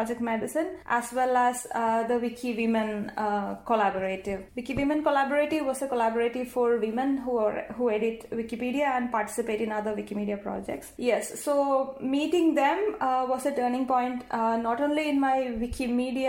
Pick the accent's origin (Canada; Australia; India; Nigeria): India; first language Malayalam; English is a second language; India, the country I come from